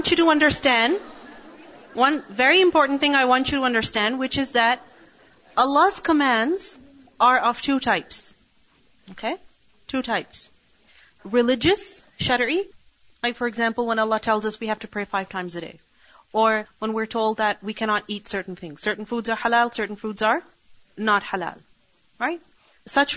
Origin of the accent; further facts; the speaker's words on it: Pakistan; now in Canada; I was raised in Pakistan